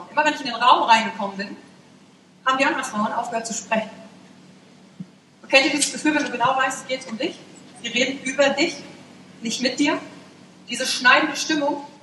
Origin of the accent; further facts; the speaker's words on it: Wülfrath, North Rhine-Westphalia, Germany; born there; ich bin geboren in Wülfrath.